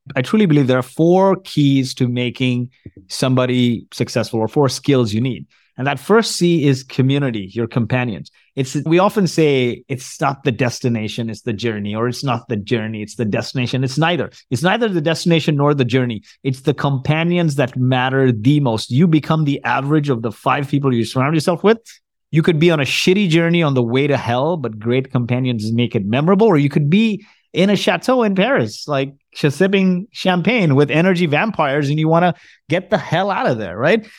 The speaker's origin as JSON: {"language": "English", "country": "Kuwait", "tie": "born or raised there", "also_born_or_lived": "Canada / New Jersey", "moved": "yes", "said": "I was born in Kuwait. My parents are from India."}